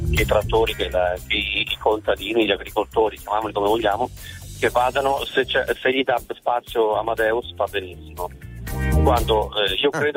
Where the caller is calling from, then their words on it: Milan, Lombardy, Italy; Siamo da Milano